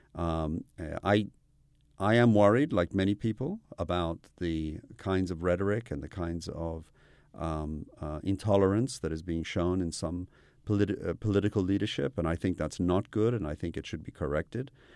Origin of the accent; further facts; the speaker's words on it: United Kingdom; moved away; also born or lived in Iran / United States; I grew up in the U K